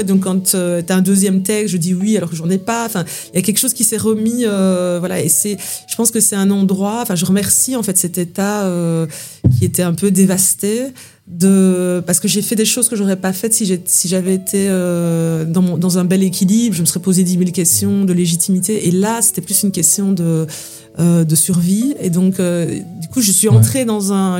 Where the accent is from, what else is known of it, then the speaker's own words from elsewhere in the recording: Belgium; je viens de Belgique